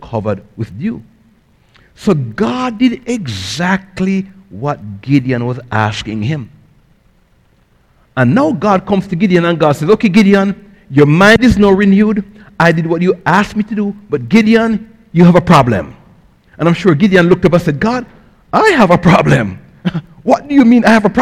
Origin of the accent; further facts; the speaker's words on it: Jamaica; now in United States; I grew up in Jamaica in a poor family